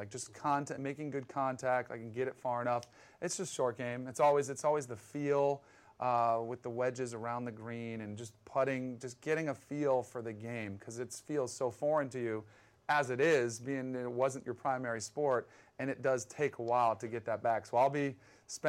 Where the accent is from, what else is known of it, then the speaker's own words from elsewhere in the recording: Fort Lauderdale, Florida, United States; I grew up in South Florida. Mm-hmm. I was very fortunate. I actually grew up on a golf course, okay. Coral Ridge Country Club down in Fort Lauderdale.